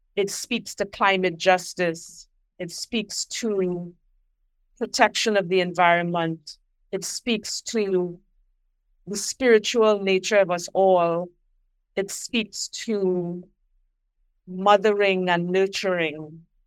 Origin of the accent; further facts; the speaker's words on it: Trinidad & Tobago; I am from Trinidad and Tobago